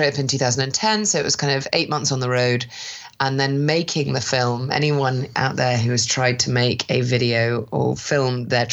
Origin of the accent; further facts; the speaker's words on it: London, United Kingdom; I'm also from London, and I work in branding